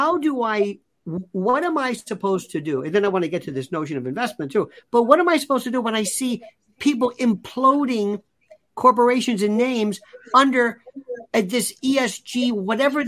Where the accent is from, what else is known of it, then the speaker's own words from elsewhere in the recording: Florida, United States; I'm from Florida